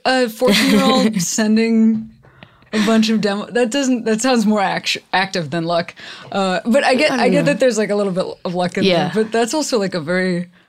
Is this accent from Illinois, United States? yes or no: yes; suburbs of Chicago, Illinois, United States; moved away as an adult; also born or lived in Boston, United States; now in Los Angeles, United States; I grew up in like the suburbs of Chicago. Then I lived in Boston for a while, which is where I started doing comedy.